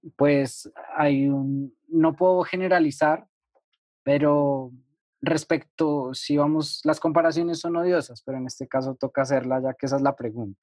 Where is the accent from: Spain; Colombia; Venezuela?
Colombia; yo como ciudadano colombiano